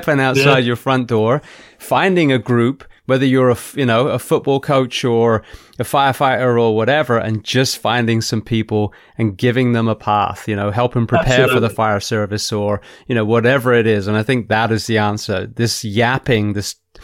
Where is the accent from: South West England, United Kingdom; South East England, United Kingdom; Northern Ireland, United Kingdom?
South West England, United Kingdom; moved away as an adult; now in United States; growing up in, you know, in England, in the Southwest, the Chipnam boys and the Corsham boys